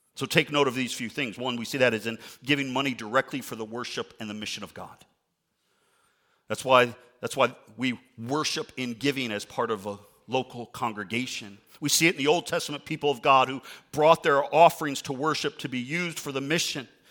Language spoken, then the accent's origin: English; outside Chicago, Illinois, United States; I grew up outside Chicago